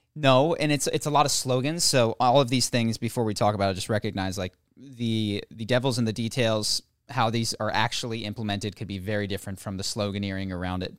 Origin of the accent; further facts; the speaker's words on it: United States; as an American